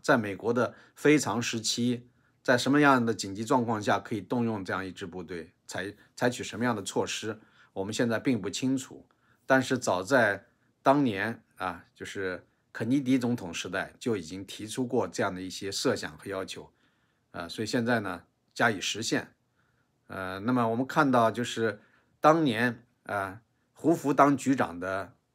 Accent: China; moved away; 我们这些来自中国大陆的黄左们

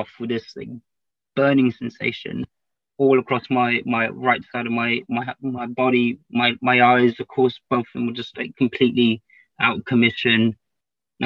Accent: London, United Kingdom; also born or lived in Cardiff; I'm from East London

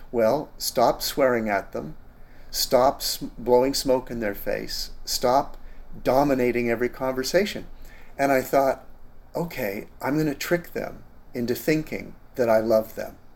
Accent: Canada; moved away as an adult; now in San Diego, United States; Well, I'm a Canadian and uh, I'm old, uh, 69th birthday

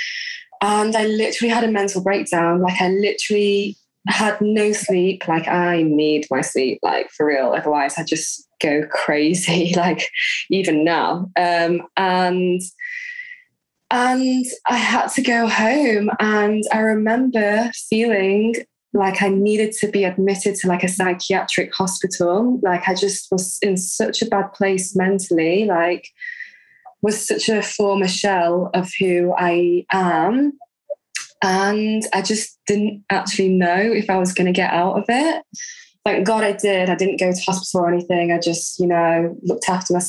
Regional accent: Leeds, Yorkshire and the Humber, United Kingdom; now in Eilat, Israel; I'm from Leeds.

